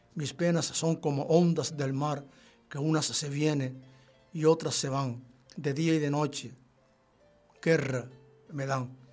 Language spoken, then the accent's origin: Spanish; Guanche, Canary Islands, Spain; yo soy guanche, sí, sí, guanche, en un 100%, yo procedo de Cumbreros